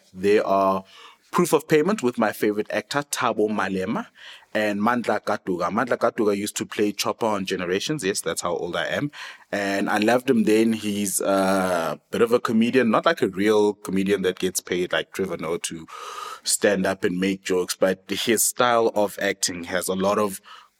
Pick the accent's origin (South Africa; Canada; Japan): South Africa; here we are proudly South African